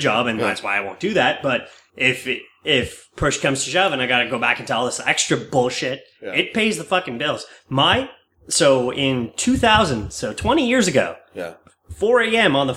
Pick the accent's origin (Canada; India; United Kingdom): Canada; Quebec; now in Montreal, Canada; I'm from Quebec.